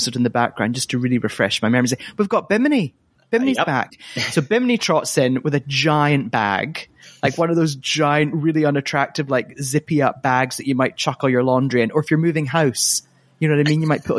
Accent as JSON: {"language": "English", "region": "Scotland", "country": "United Kingdom", "tie": "born or raised there", "moved": "yes", "lives_now": "Los Angeles, United States", "said": "my home country of Scotland"}